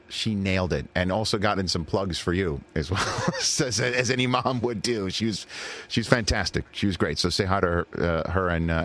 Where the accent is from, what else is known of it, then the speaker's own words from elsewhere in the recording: New York City, New York, United States; I'm being from New York City.